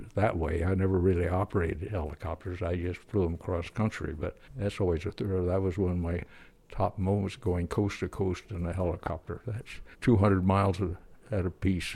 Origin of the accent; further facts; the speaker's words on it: Pennsylvania, United States; also born or lived in Kansas; now in Fairfield, United States; Started out in Kansas when I was just a little kid on the, little Kansas town, and then we moved back to Pennsylvania